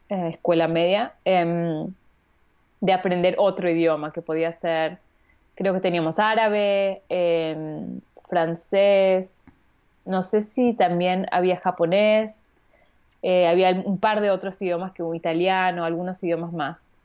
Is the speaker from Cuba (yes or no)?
no; Vienna, Austria; born there; Yo nací al año eh, en Viena y mi hermano también.